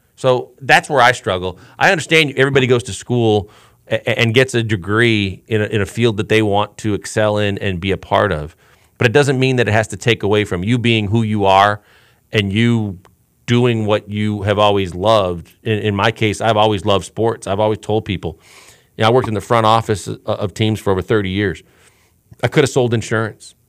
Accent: Milwaukee, Wisconsin, United States; I was blessed enough growing up in Milwaukee, Wisconsin

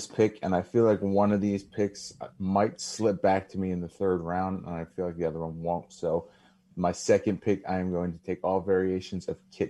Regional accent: Lititz, Pennsylvania, United States; growing up in Lidditz

